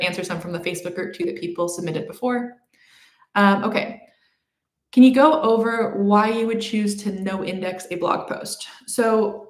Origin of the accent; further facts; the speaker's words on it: Canada; I'm Canadian